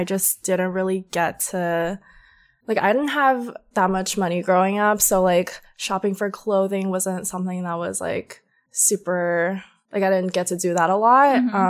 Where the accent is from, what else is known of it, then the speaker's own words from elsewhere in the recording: Georgia, United States; Growing up in Georgia, no one dresses super edgy or cute.